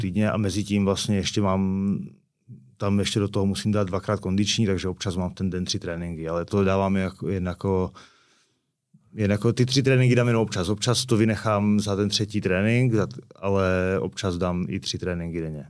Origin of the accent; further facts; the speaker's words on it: Karviná, Moravian-Silesian Region, Czechia; moved away as an adult; now in Prague, Czech Republic; Jsme z Karviného Borova